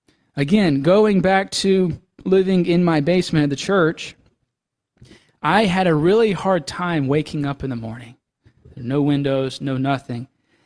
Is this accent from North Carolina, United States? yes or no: no; Mississippi, United States; You know, it's a whole, you know, I'm from Mississippi, so it's a whole continent away.